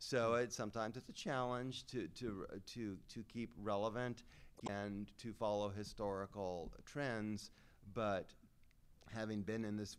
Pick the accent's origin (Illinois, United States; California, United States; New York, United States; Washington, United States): Washington, United States; my home state of Washington